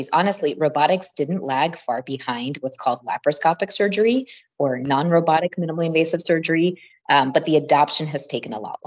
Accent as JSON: {"language": "English", "region": "Midwest", "country": "United States", "said": "I'm from the Midwest myself, but kind of did my training all over."}